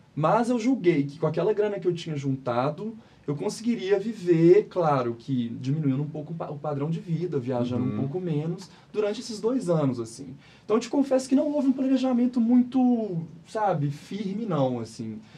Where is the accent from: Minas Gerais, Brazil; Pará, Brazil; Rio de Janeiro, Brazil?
Minas Gerais, Brazil; Belo Horizonte; sou de BH, nascido e criado na cidade